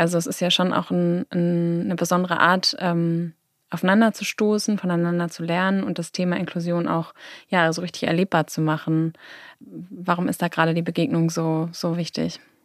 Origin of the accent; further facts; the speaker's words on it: Hamburg, Germany; ich bin auch in Hamburg groß geworden